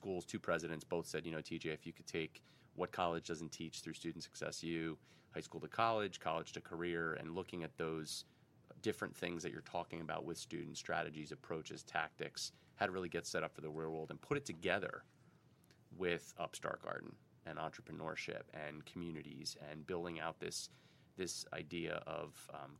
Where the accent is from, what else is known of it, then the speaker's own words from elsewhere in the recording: Red Bank, New Jersey, United States; Our neighborhood was a true neighborhood growing up in Red Bank